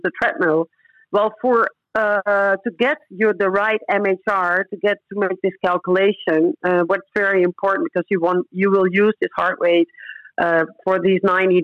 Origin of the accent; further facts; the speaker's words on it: Netherlands; moved away as an adult; also born or lived in Curaçao; I ran in the top five in the Netherlands, in my home country, at the moment I moved